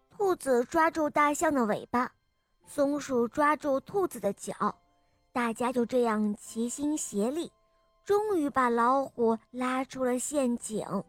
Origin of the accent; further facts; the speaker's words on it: Yangling, Shaanxi, China; 我今年五岁了，我来自陕西杨陵